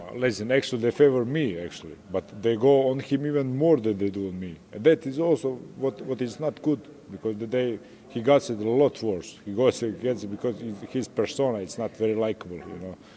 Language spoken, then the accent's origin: English; Croatia; English is a second language; I'm from Croatia, from a small country. I represent Croatia here